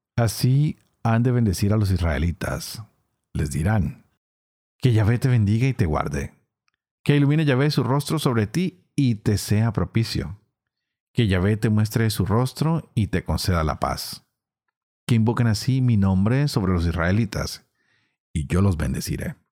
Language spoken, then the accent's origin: Spanish; Colombia